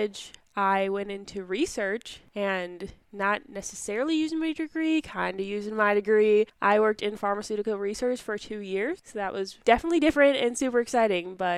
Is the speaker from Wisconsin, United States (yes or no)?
yes; Dodge County, Wisconsin, United States; I grew up in Dodge County, Wisconsin, on my family's 70-cow dairy farm